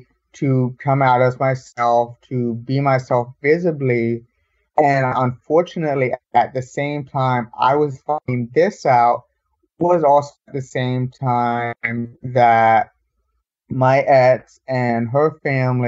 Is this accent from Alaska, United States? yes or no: no; Dallas, Texas, United States; I'm originally born and raised in Dallas